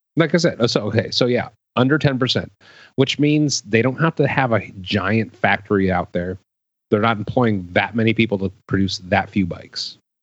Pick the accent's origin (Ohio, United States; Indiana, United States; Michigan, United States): Ohio, United States; Cleveland; moved away; I'm originally from Cleveland, Ohio.